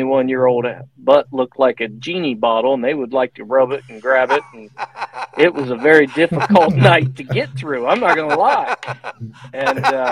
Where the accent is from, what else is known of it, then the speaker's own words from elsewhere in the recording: Ohio, United States; when I was from Ohio, which is where I'm at.